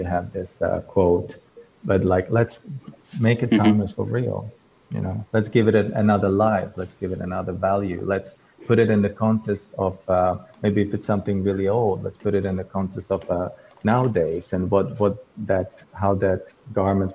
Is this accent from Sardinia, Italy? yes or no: no; Florence, Tuscany, Italy; I grew up in Florence, in Tuscany